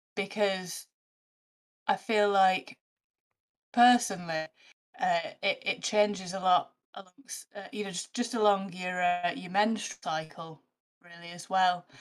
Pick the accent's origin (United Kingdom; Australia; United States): United Kingdom; the north of England; I'm a northerner